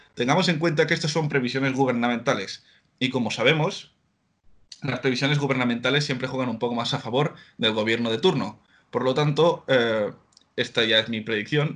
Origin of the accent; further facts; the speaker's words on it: Blanes, Catalonia, Spain; moved away as an adult; now in Netherlands; nacido en un pueblo de, Gerona, en Blanes